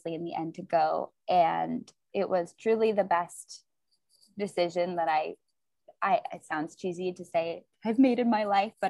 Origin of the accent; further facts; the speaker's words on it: New York, United States; moved away as an adult; also born or lived in Extremadura, Spain; now in Spain; I'm from New York originally, and I'm like a city girl through and through